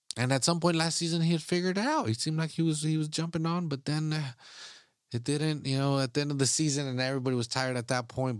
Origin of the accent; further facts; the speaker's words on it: United States; I'm an American. I'm an American soccer fan